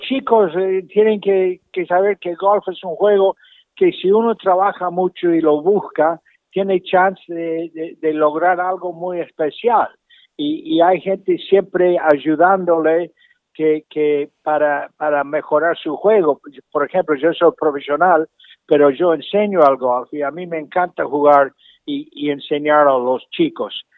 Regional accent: Argentina; moved away; also born or lived in Michigan, United States; yo nací en Michigan, pero mi padre nos llevó la familia a la Argentina, pasamos 15 años muy lindos ahí

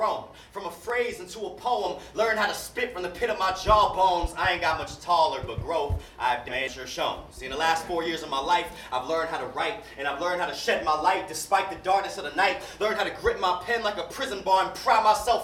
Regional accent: Durham, North Carolina, United States; Born and raised in Durham, North Carolina, where I'm a North Carolinian

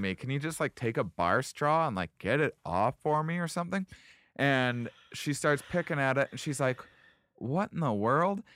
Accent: Boston, Massachusetts, United States; I'm from Boston

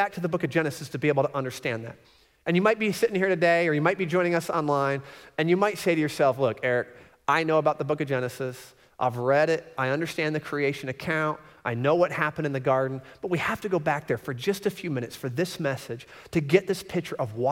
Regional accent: Florida, United States; I grew up in Florida, and we used to travel to Michigan because we had a lot of family in Michigan

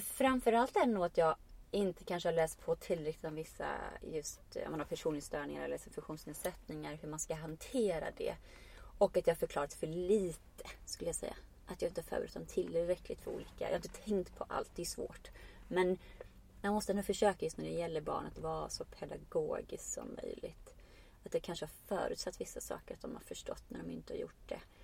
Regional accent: Iceland; now in Sweden; jag kommer från Island och kan vara jag men jag kommer också, jag är också invandrare

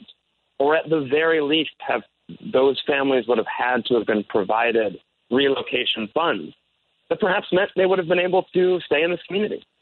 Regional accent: Michigan, United States; moved away as an adult; now in Chicago, United States; I am originally from Michigan.

